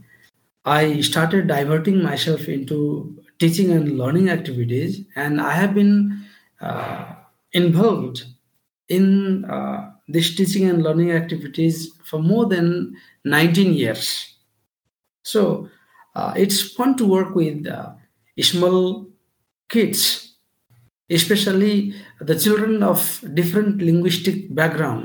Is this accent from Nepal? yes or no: yes; Nepal; I am from Nepal, the country of Everest and Lord Buddha